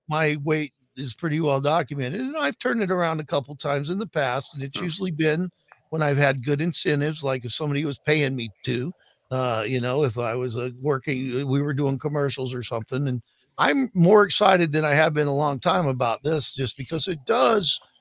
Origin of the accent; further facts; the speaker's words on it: Water Valley, Mississippi, United States; moved away; also born or lived in Pacific Northwest; born in Water Valley, Mississippi